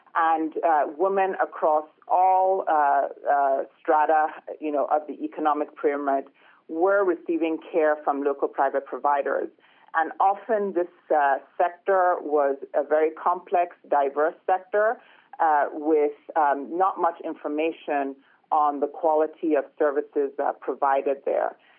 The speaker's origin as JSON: {"language": "English", "region": "Lagos", "country": "Nigeria", "tie": "born or raised there", "said": "I was born and raised in Lagos, Nigeria"}